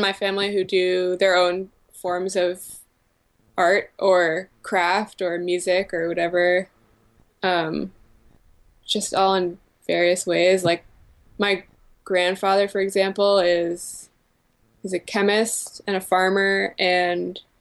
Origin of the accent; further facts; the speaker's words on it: Central Massachusetts, United States; moved away as an adult; also born or lived in Providence; now in New York, United States; I hail from a farm town, Central Mass